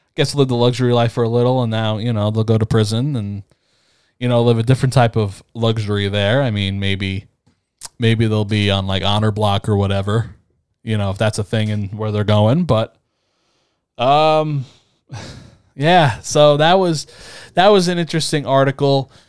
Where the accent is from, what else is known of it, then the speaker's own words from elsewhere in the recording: East Coast, United States; I grew up in the East Coast